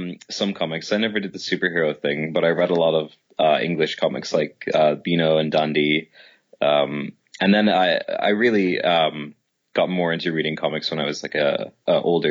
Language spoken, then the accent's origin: English; Dublin, Leinster, Ireland; moved away; I'm from Dublin